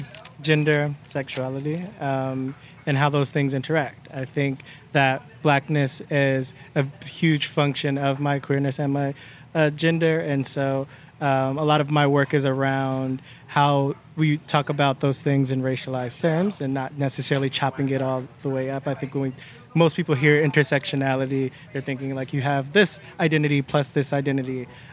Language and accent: English; Cleveland, Ohio, United States; born or raised there